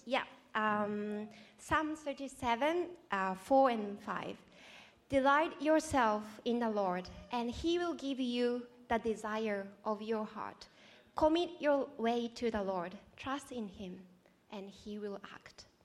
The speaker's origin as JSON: {"language": "English", "country": "Japan", "moved": "as an adult", "lives_now": "Australia", "said": "I'm from Japan. Um, I grew up in non-religious family."}